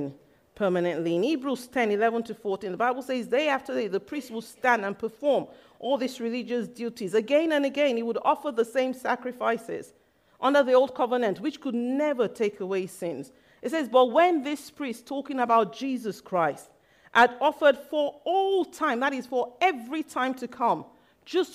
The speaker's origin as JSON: {"language": "English", "country": "Nigeria", "tie": "born or raised there", "said": "I grew up in Nigeria, and when I was young, my mom took me to a white garments church"}